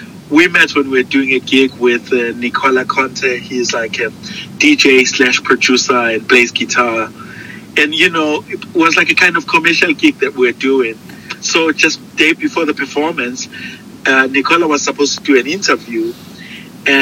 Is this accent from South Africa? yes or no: yes; South Africa; growing up in South Africa